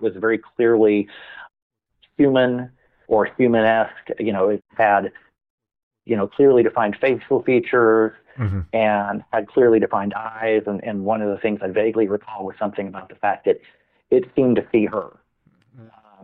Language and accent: English; Farmers Branch, Texas, United States; I grew up in the North Dallas area of Dallas, Texas, and this was in a little suburb of Dallas called Farmers Branch